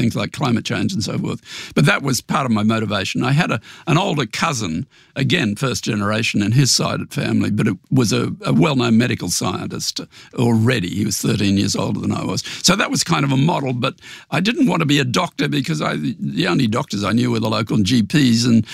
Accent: Brisbane, Queensland, Australia; moved away as an adult; also born or lived in Memphis, Tennessee; I grew up in Brisbane

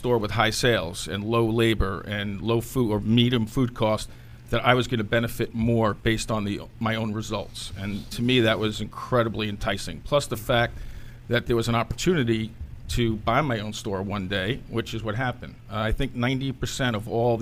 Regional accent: New York City, New York, United States; Queens, New York.

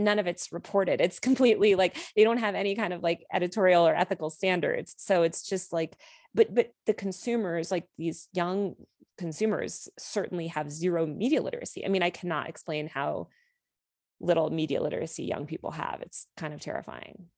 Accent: outside New York City, Connecticut, United States; I grew up outside New York City in this town that was absolutely dominated by finance culture in the two thousands.

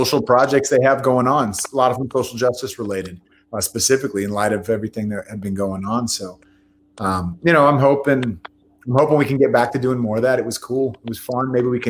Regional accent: Bay Area, California, United States; I was from the Bay Area, so I was a 49ers fan first.

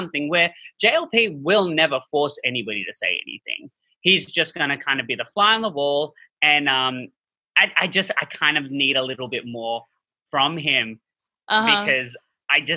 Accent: Australia; moved away

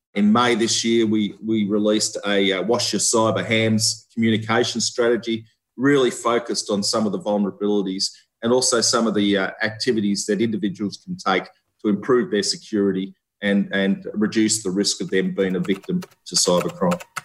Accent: Australia; moved away as an adult; also born or lived in Victoria, Australia / Canberra, Australia; I'm an Australian seconded officer

